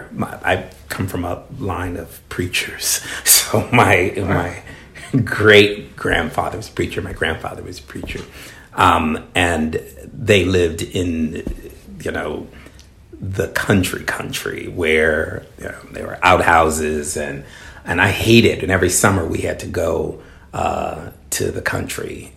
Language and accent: English; Chicago, Illinois, United States; We were on the west side of Chicago when I was born